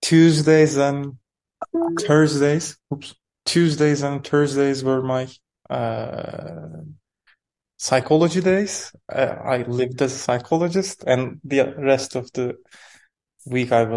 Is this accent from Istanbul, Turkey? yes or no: yes; Istanbul, Turkey; also born or lived in Erzincan; I was born in Istanbul to a family of filmmakers